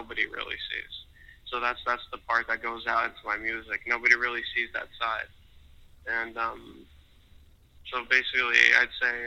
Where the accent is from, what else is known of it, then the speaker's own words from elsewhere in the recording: West Palm Beach, Florida, United States; I'm from West Palm Beach, Florida. Upcoming artist